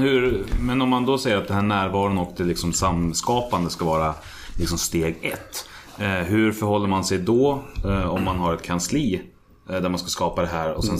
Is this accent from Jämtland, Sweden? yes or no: no; Hallstahammar, Västmanland, Sweden; jag kommer från Hallstahammar